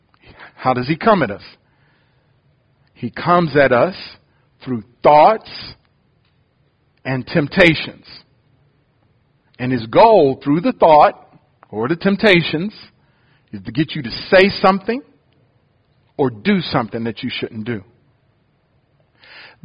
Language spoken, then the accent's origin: English; Detroit, Michigan, United States; also born or lived in Ohio; now in Louisiana, United States; I was born in Ohio, grew up in Detroit